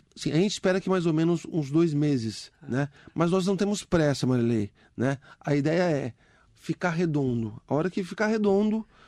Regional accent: Mogi das Cruzes, São Paulo, Brazil; Eu morei a minha vida inteira no Mogilar. Desde criancinha, eu dava tchau pro trem

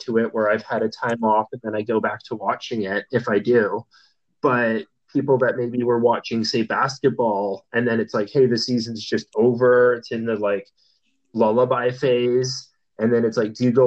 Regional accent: Campbell River, British Columbia, Canada; also born or lived in Calgary, Alberta; Calgary was where I was born, but I came to Campbell when I was like two.

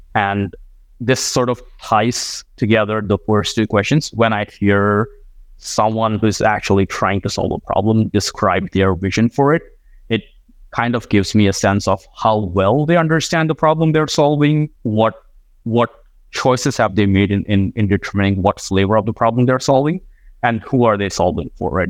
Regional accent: India; moved away as an adult; also born or lived in Iowa; I grew up in India

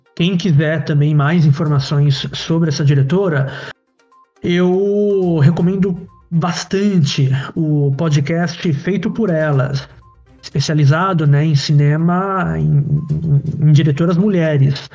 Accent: São Paulo, Brazil; eu também vim da, da periferia de São Paulo uh, Parque Novo Mundo, Zona Norte, quase Guarulhos

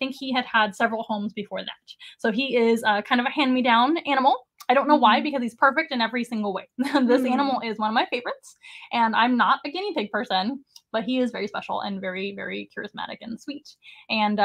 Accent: San Antonio, Texas, United States; I'm from San Antonio

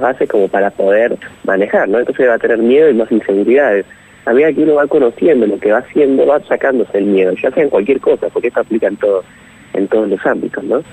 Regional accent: San Miguel, Buenos Aires Province, Argentina; yo soy de, de San Miguel, provincia de Buenos Aires

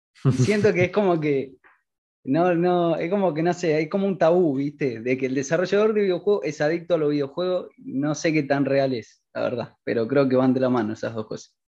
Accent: Argentina; tengo 20 años, soy de Argentina

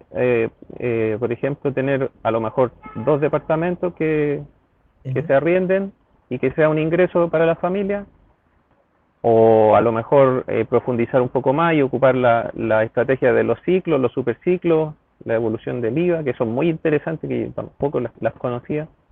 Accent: Santiago, Santiago Metropolitan Region, Chile; siempre he vivido en Santiago en diferentes comunas y actualmente en Ñoñoa hace aproximadamente ya 15 años

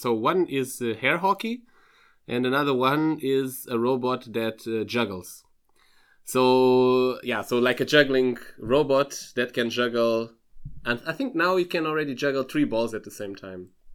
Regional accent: Lisbon, Portugal; moved away as an adult; also born or lived in Freiburg, Germany; now in Darmstadt, Germany; I'm originally from Lisbon, from Portugal

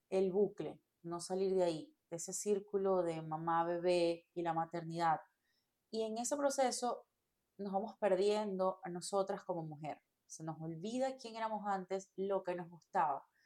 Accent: Venezuela; moved away; eh, soy venezolana, eh, me vine hace ya casi 10 años aquí.

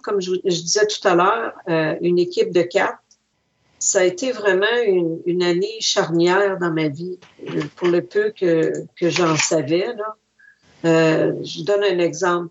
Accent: Wendake, Quebec, Canada; also born or lived in Montreal; je suis pas née à Wendake, je suis née à Montréal.

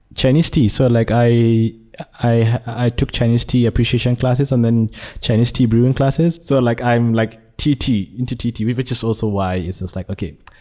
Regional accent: Nigeria; born or raised there; now in Malaysia

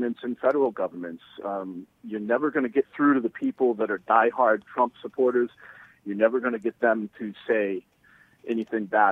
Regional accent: United States; as an American

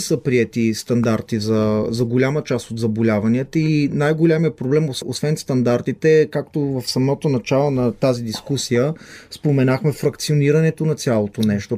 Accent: Israel; moved away as an adult; now in Bulgaria; Израснал съм в Израел

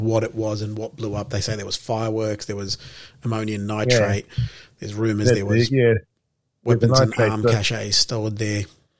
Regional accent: Melbourne, Victoria, Australia; also born or lived in Lebanon; we're both from Melbourne, but we have roots and heritage overseas in Lebanon.

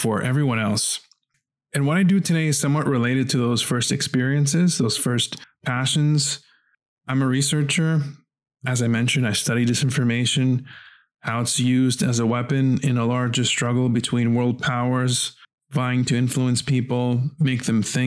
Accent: New York City, New York, United States; where I grew up in Brooklyn, New York, my very first job while I was still in junior high school was a paper boy.

